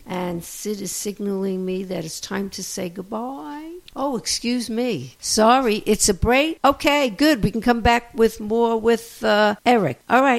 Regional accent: New York City, New York, United States; now in San Marcos, United States; I grew up in Brooklyn, which is a borough, so it wasn't Manhattan.

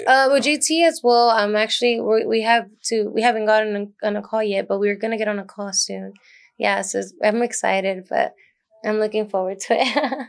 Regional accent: Dallas, Texas, United States; Born and raised in Oak Cliff, Dallas, Texas.

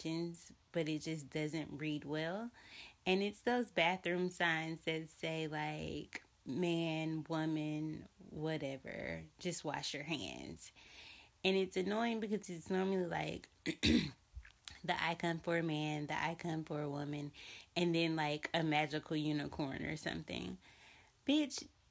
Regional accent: Montgomery, Alabama, United States; I'm from Montgomery, Alabama

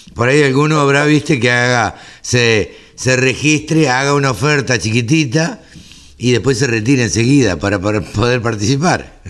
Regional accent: Maipú, Buenos Aires Province, Argentina; en Maipú, en mi pueblo, así que este, cerca de Dolores.

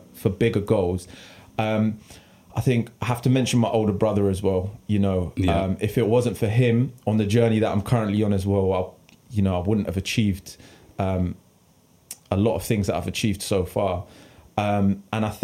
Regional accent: Bedford, East of England, United Kingdom; Born and bred in Bedfordshire, England

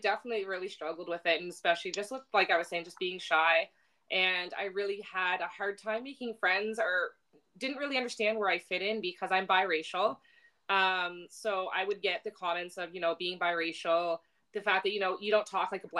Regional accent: Halifax, Nova Scotia, Canada; I grew up in Halifax

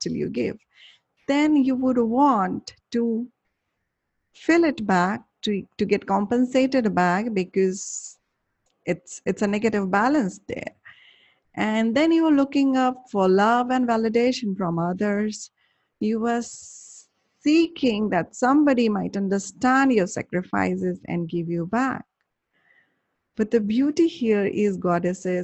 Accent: India; I'm from India.

